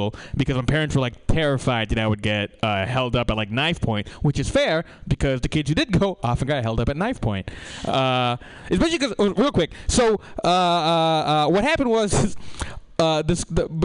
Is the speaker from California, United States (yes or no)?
yes; San Jose, California, United States; I grew up in Eastside San Jose